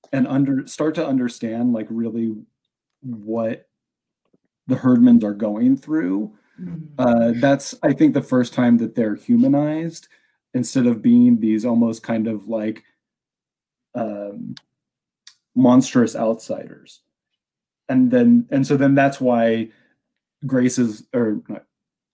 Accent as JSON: {"language": "English", "town": "Chapel Hill", "region": "North Carolina", "country": "United States", "tie": "born or raised there", "said": "I grew up in Chapel Hill, North Carolina"}